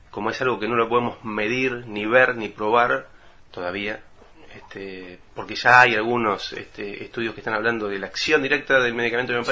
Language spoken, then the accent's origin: Spanish; Buenos Aires Province, Argentina; now in Baradero, Argentina; No, yo vine acá hace ya unos 20 años más o menos. ¿eh? {S0} Ah. {S1} Vengo del sur de Gran Buenos Aires.